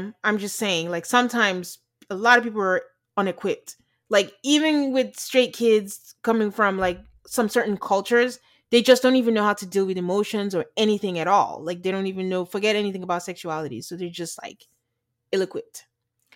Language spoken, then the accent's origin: English; Nigeria; moved away; being Nigerian